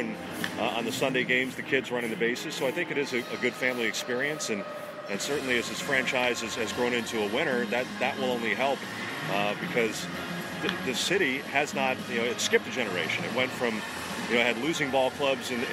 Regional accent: New England, United States; now in Washington, D.C., United States; growing up in New England as a Red Sox fan

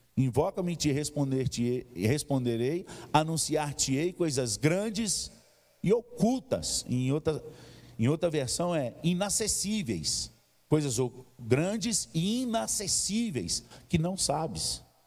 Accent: Governador Valadares, Minas Gerais, Brazil; moved away; Lá na minha região, no leste de Minas, tem muito monte. Lá, aliás, em Governador Valadares tem o Pico da Ibituruna

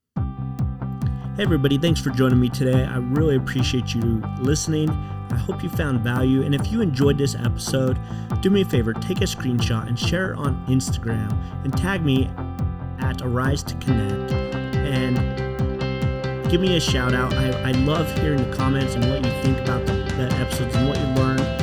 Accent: Utah, United States; I grew up in Utah

